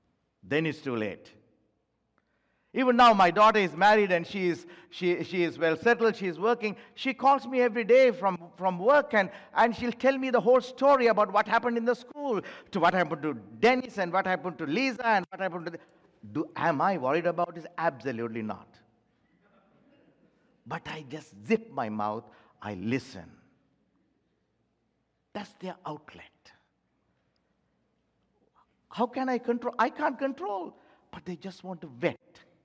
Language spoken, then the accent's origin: English; Timbuktu, Tombouctou Region, Mali; English is a second language; When I was young and when I was growing up in Timbuktu, who is worried about it?